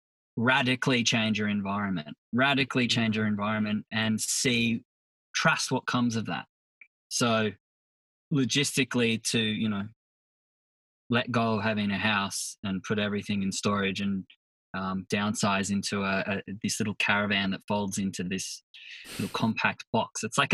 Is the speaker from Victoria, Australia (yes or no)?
no; Sydney, New South Wales, Australia; Up Sydney, Northern Beaches. Right now I live on the road.